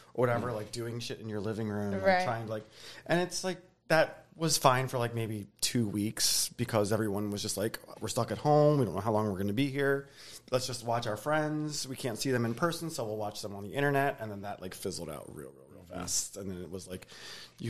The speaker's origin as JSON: {"language": "English", "town": "Baltimore", "region": "Maryland", "country": "United States", "tie": "born or raised there", "moved": "as an adult", "lives_now": "Philadelphia, United States", "said": "I grew up in Baltimore area"}